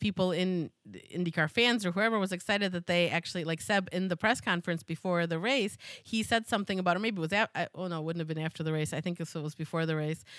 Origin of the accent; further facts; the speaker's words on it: United States; as an American